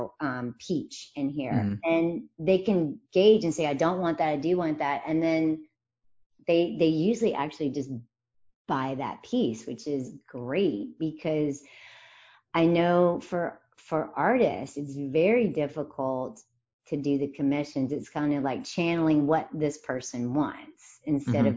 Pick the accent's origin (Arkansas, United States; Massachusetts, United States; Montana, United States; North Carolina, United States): North Carolina, United States; rural; moved away as an adult; also born or lived in New York City / London / San Francisco / Connecticut; I am from literally like rural North Carolina. My family has been in that spot for 200 years